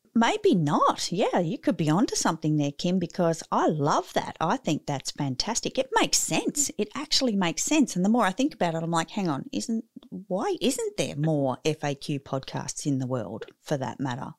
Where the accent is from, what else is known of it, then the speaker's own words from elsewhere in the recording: Australia; I'm probably not as Aussie as many others are